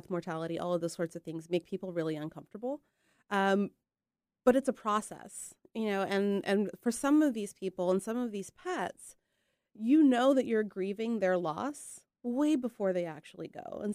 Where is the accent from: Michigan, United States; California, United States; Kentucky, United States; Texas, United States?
Texas, United States; moved away as an adult; also born or lived in Cleveland, Ohio / New Mexico; now in Boring, Oregon, United States; Grew up in Texas. Went to vet school in Texas